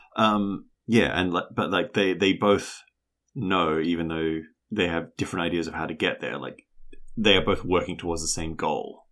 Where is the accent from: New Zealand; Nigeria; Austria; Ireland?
New Zealand; as a New Zealander